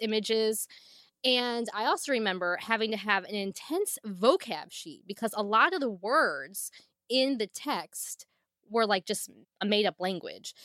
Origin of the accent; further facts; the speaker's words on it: Northwest Ohio, United States; we did not have a movie theater very close to my hometown, not one in my hometown. We had to drive at least thirty minutes, forty-five minutes, and that was, like, a big deal in Northwest Ohio